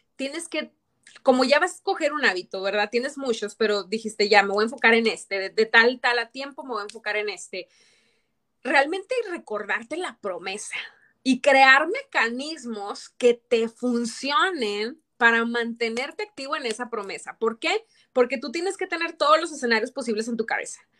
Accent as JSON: {"language": "Spanish", "town": "Torreón", "region": "Coahuila", "country": "Mexico", "tie": "born or raised there", "moved": "yes", "said": "me da mucho gusto ir de viaje a Torreón, a mi terruño"}